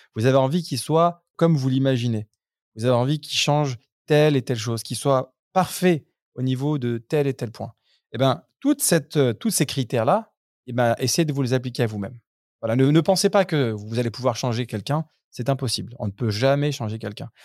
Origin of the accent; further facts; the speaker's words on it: Grenoble, Auvergne-Rhône-Alpes, France; now in United Arab Emirates; nous on vient de Grenoble